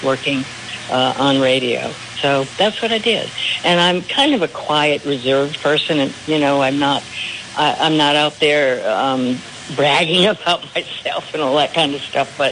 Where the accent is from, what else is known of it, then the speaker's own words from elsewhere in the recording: Rhode Island, United States; I grew up in Rhode Island